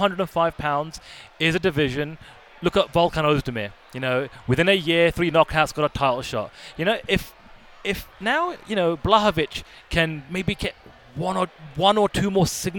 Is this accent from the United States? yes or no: no; London, United Kingdom; being a Londoner as well